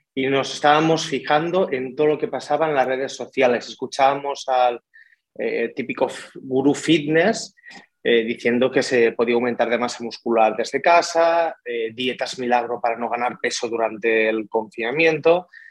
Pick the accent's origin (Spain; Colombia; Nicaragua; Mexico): Spain; Tortosa, Catalonia; moved away as an adult; now in Barcelona, Spain; soy de Tortosa, sur de Cataluña, pero me vine aquí a Barcelona a estudiar el grado universitario